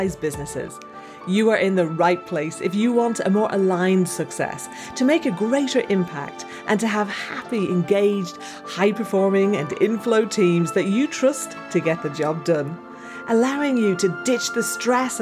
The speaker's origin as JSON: {"language": "English", "town": "Dublin", "region": "Leinster", "country": "Ireland", "tie": "born or raised there", "moved": "as an adult", "lives_now": "Leeds, United Kingdom", "said": "I grew up in Dublin and I ended up moving to Leeds."}